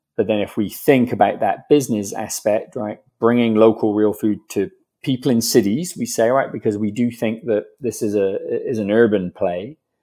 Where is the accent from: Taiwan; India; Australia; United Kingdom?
United Kingdom; England; moved away as an adult; now in United States; a British guy living in America, right? Because, you know, growing up in England